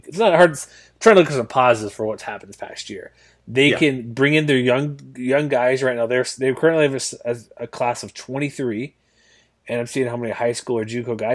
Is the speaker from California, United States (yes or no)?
no; New Mexico, United States; I'm from New Mexico. I played at Albuquerque. I was a Lobo.